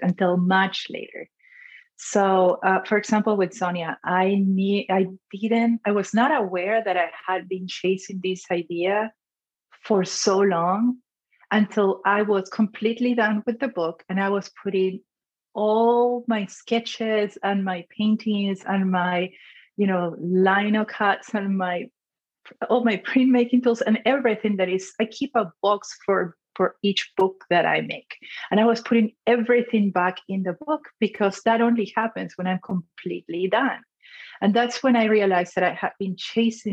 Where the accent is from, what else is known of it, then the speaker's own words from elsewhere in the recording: Lima, Peru; moved away as an adult; now in United States; I was born and raised in Lima, Peru, and then moved to the US when I was 23.